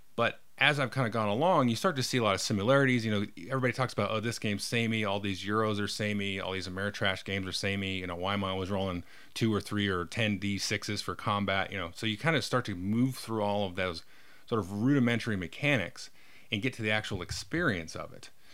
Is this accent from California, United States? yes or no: yes; California, United States; I was born in California and blah, blah, blah, grew up in suburbia